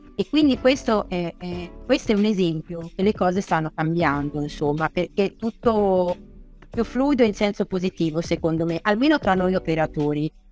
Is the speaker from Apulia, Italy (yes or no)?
no; Ancona, Marche, Italy; io sono di Ancona, sono marchigiana